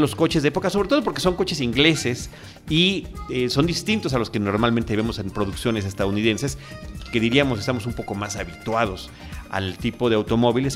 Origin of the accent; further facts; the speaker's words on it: Mexico; nuestro país, en México